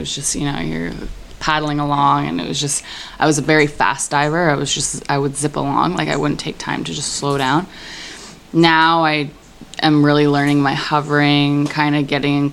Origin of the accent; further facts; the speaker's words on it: Toronto, Ontario, Canada; I'm from Toronto, Canada